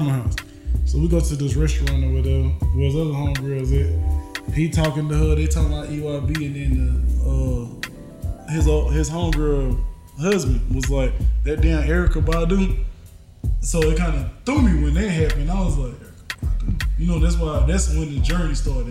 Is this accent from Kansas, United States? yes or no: no; South Carolina, United States; we from South Carolina